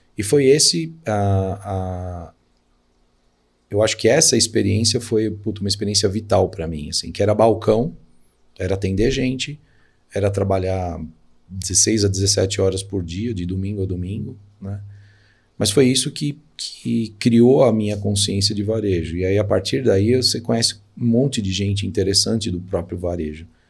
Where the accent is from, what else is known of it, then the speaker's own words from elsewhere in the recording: São Paulo, Brazil; eu nasci na Vila Alpina, né, que é um bairro da zona leste de São Paulo.